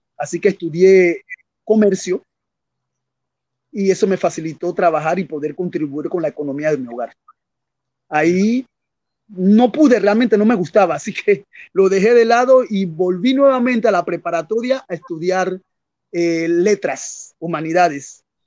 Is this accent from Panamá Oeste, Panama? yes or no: no; Colón, Panama; also born or lived in Rio de Janeiro, Brazil; soy panameño de la costa atlántica, la ciudad de Colón, la costa atlántica de Panamá, parte del Caribe panameño